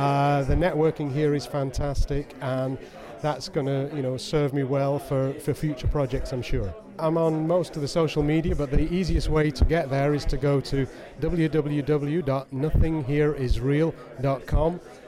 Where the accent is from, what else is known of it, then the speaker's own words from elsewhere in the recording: England, United Kingdom; I'm from England.